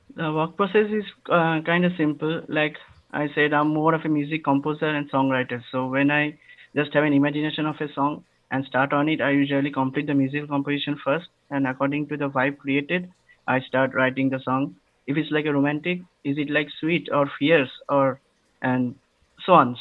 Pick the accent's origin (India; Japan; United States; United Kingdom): India; Kolkata, West Bengal; I'm from Calcutta, India. It's nowadays called Kolkata